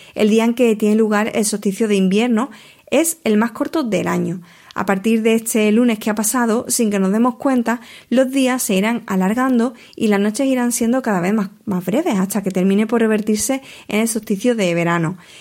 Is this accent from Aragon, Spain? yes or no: no; Huelva, Andalusia, Spain; mi tierra, de Huelva